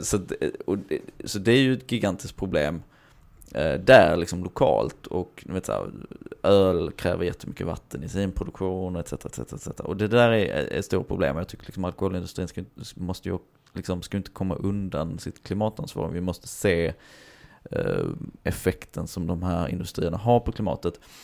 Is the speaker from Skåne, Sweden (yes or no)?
yes; Hör, Skåne, Sweden; jag är uppväxt i Hör och närmsta simhall var i Eslöv